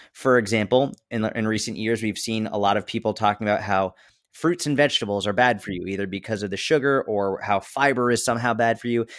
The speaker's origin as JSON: {"language": "English", "area": "just outside of Boston", "region": "Massachusetts", "country": "United States", "tie": "born or raised there", "said": "grew up just outside of Boston, Massachusetts"}